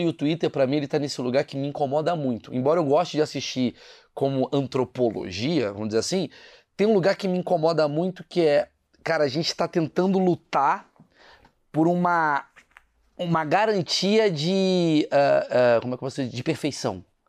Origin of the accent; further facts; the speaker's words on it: Brazil; eu sou do Brasil